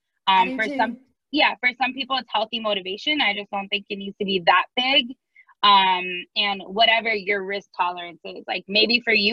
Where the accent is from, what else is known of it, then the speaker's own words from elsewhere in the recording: Miami, Florida, United States; now in St. Louis, United States; I'm originally from Miami